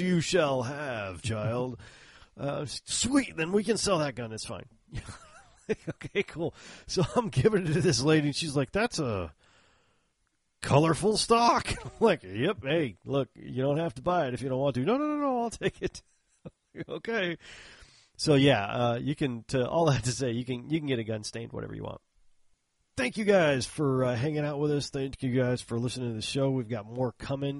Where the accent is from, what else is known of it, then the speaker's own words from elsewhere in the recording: Texas, United States; I'm in from Texas